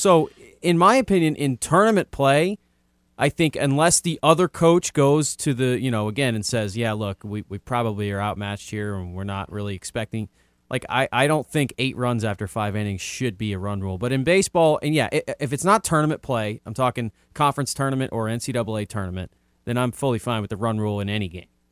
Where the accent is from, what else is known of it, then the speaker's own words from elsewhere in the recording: New Orleans, Louisiana, United States; I was from New Orleans